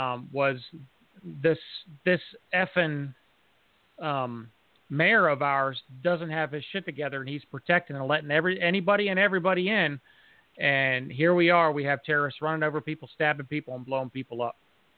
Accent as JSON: {"language": "English", "region": "London", "country": "United Kingdom", "said": "So as a Londoner, and Nas said something about this, I know that most of the Londoners don't like to see a bunch of guns floating around or like a military / police presence."}